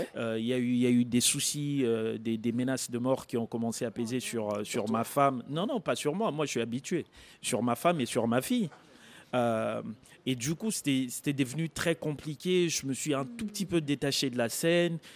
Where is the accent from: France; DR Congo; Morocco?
DR Congo; Kisangani, Tshopo; je suis congolais, j'ai grandi à Kisangani